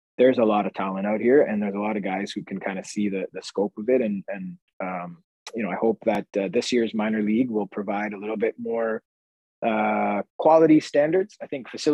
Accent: Canada; we're a Canadian podcast, we're both Canadians

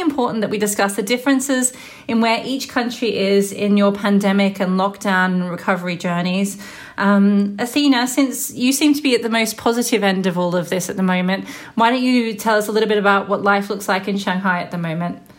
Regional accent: Melbourne, Victoria, Australia; moved away; my hometown of Melbourne, Australia

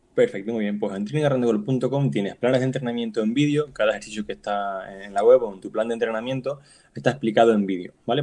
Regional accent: Canary Islands, Spain; also born or lived in Barcelona; now in Palma de Mallorca, Spain; yo soy de Canarias, pero vivo en Palma de Mallorca y también estudié en Barcelona

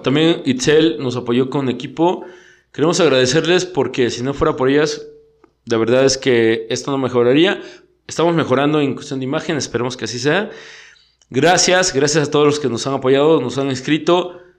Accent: Mexico; Somos bien bullying como sociedad mexicana

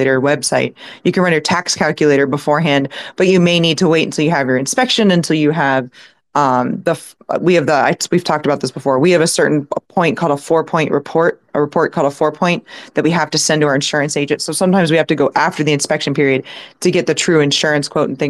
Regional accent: St. Petersburg, Florida, United States; I was born in St. Pete, Florida

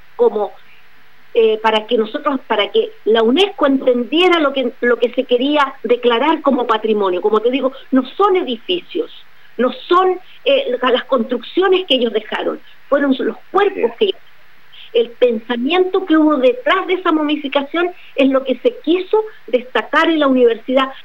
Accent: Chile; also born or lived in Arica; nosotros en Chile

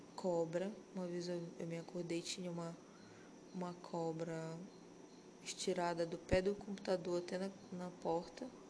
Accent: Pará, Brazil; a gente é paraense

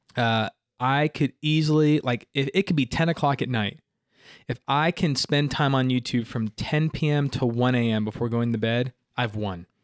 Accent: Simpsonville, South Carolina, United States; also born or lived in Miami, Florida; Greenville, you know, like I was saying, it's, it's all I've ever known. So to do ministry in my hometown

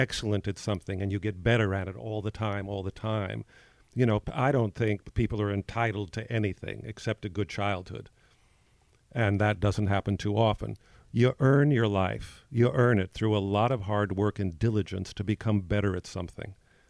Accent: New York, United States; I come from New York. I go to the theater 4 times a week most of the time.

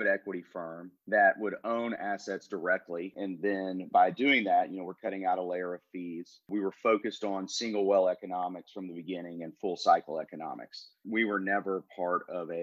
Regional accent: Haskell, Texas, United States; also born or lived in Austin, Texas; now in Dallas, United States; Was actually born in a small town called Haskell, Texas, out west of where I live now in Dallas

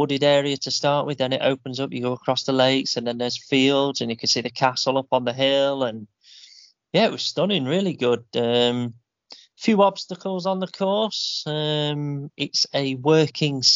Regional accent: Yorkshire and the Humber, United Kingdom; We're from Yorkshire.

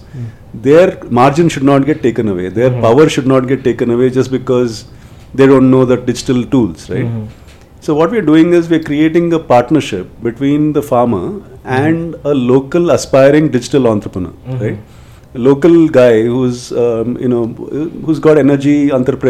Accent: Udupi, Karnataka, India; first language Konkani; English is a second language; moved away; I grew up in Udupi

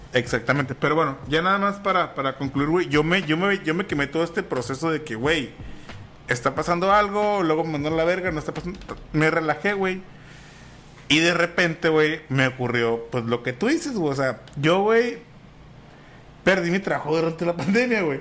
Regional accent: Mexico

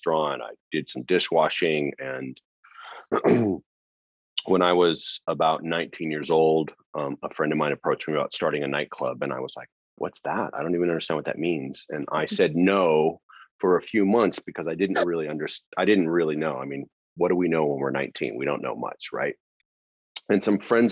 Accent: Joshua Tree, California, United States; also born or lived in Los Angeles; I grew up in Southern California in a small town called Joshua Tree

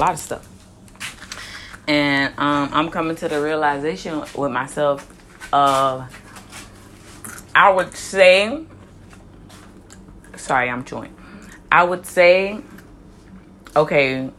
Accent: Miami, Florida, United States; I'm from Miami, Florida, born and raised

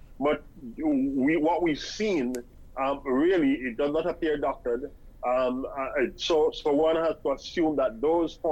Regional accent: Jamaica; moved away as an adult; now in Antigua and Barbuda; I'm of Jamaican, educated, born, bred in Jamaica.

